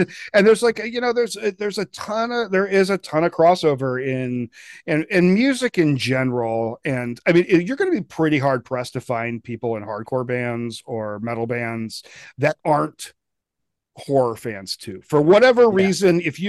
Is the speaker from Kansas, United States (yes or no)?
no; Denver, Colorado, United States; also born or lived in Bridgeport, Connecticut / Portland; I mostly grew up in Denver, and yeah, you're right, it's different there. It's I grew up here. Yeah, I grew up there. I went to Evergreen High School for a couple of years until I got expelled. I graduated from the Jefferson County Open